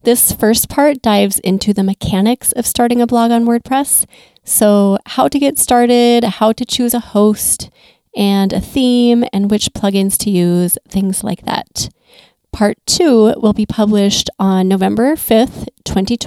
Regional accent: Minnesota, United States; I'm from Minnesota

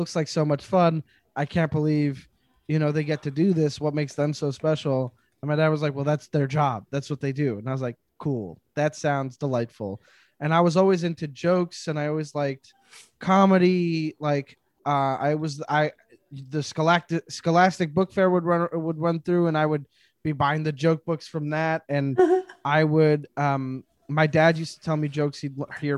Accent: Montreal, Quebec, Canada; Growing up in Montreal, the Just for Laughs Festival is a huge deal here

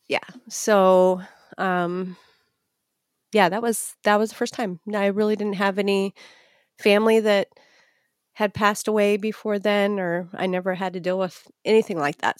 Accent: Etna Green, Indiana, United States; a mile from where I'm at right now in Etna Green, Indiana. So I've lived in the same vicinity, one mile apart in three different houses my entire life

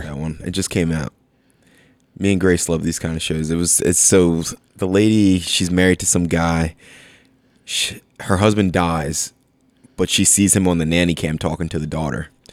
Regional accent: Bethlehem, Pennsylvania, United States; moved away as an adult; also born or lived in Philadelphia area; I grew up in Bethlehem

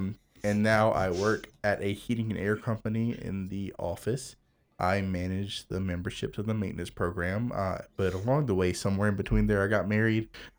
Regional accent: Greenville, South Carolina, United States; born there; I was born in Greenville, South Carolina as a preacher's kid.

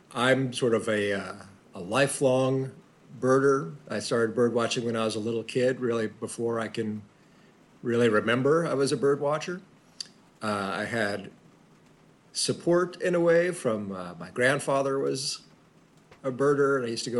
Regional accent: Central Texas, United States; I grew up in Central Texas, which is a great place

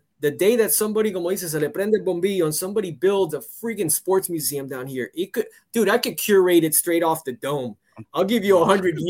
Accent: the Gables, Miami area, Florida, United States; Some of them would stay here down by me. I grew up in the Gate.

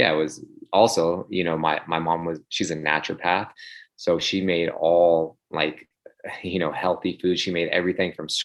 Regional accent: Sacramento, California, United States; also born or lived in Phoenix, Arizona; I was born in Phoenix, but, you know, I grew up in Sacramento. My father, they moved out here, I think, when I was like 6 months old

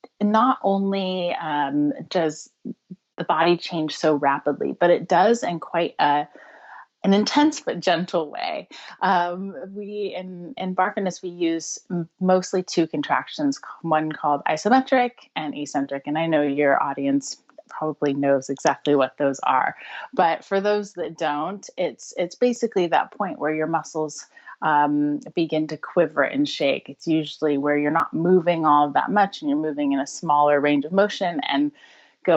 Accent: United States; accent: American; moved away as an adult; now in United Kingdom; I'm American originally, but living in the UK for over 10 years now

